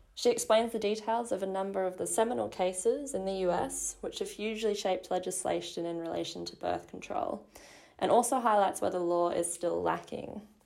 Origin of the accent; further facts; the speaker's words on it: Australia; speaking as an Australian